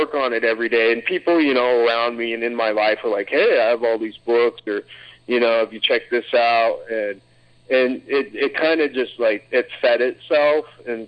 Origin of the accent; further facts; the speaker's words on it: Anchorage, Alaska, United States; I grew up in Alaska, in Anchorage